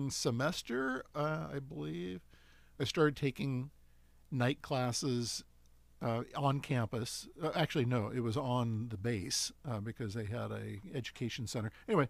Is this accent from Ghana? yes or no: no; Portland, Oregon, United States; Portland, Oregon.